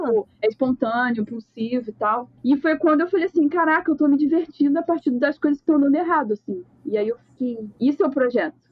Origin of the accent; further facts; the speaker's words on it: Rio de Janeiro, Brazil; Eu sou do Rio de Janeiro, sou designer